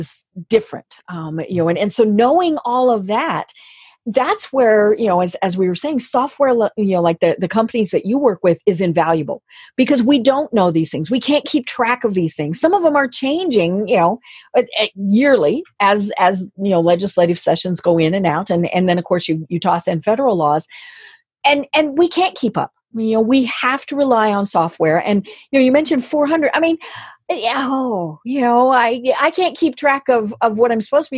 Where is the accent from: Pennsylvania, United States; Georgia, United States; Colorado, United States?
Colorado, United States; moved away; I'm from Colorado. Now, I don't live there now